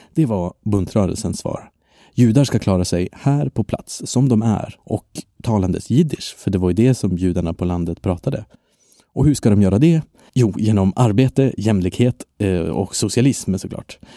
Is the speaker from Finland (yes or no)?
no; Belgium; now in Sweden; I mitt hemland Belgien